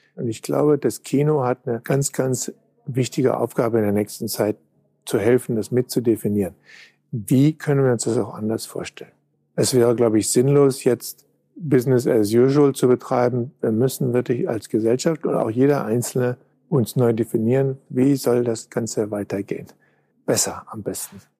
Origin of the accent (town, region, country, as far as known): Düsseldorf, North Rhine-Westphalia, Germany; born or raised there; moved away